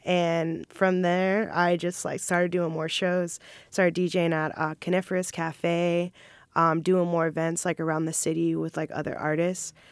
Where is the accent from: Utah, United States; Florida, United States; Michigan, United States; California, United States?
Florida, United States; Jacksonville; also born or lived in Maryland; I pretty much grew up here. I claim, I claim Jacksonville